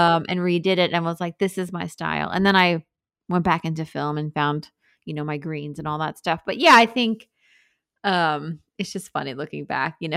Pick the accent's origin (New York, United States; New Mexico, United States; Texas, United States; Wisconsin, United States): New York, United States; Sag Harbor; moved away as an adult; now in Brooklyn, United States; I grew up in Sag Harbor